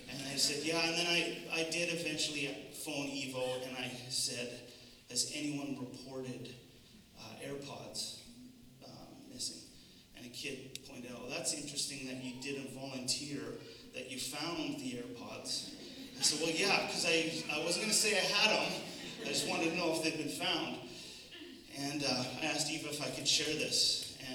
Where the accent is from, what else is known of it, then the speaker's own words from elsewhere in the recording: Canada; I find as a Canadian